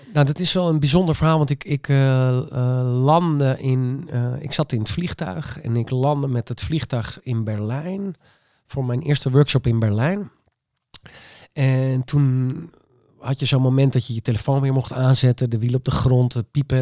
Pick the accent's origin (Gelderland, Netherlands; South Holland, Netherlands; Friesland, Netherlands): Friesland, Netherlands; ik ben echt Fries en eigenwijs